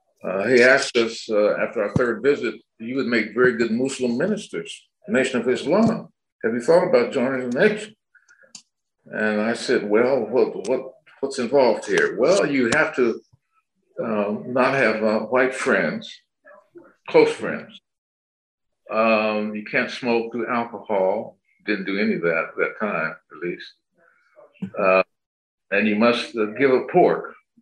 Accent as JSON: {"language": "English", "region": "Ohio", "country": "United States", "tie": "born or raised there", "said": "growing up in Ohio, it's like Ohio State and Michigan."}